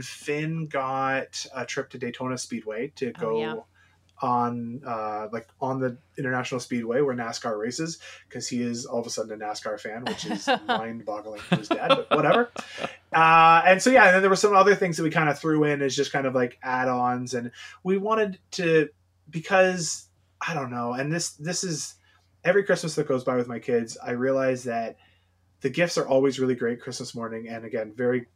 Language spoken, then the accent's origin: English; Ontario, Canada; also born or lived in London, Ontario; a Canadian here in Southwestern Ontario